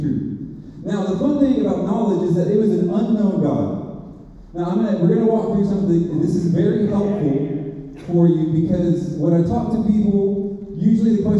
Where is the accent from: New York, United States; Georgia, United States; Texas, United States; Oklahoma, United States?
Texas, United States; Beeville; I was born in Beeville